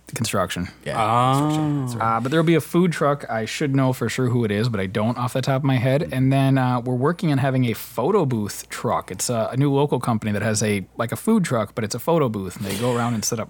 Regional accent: Spring Valley, Minnesota, United States; Spring Valley is my hometown

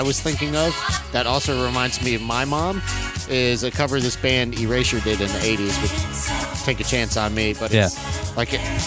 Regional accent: Southern California, United States; I grew up in SoCal

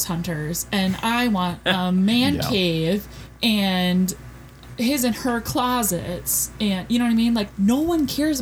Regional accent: Minnesota, United States; now in Wisconsin, United States; I'm from Minnesota

